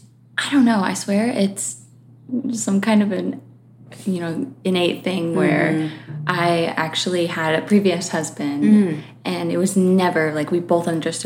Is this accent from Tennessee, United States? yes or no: no; Connecticut, United States; born there; also born or lived in Florida; now in Los Angeles, United States; I was born in Connecticut.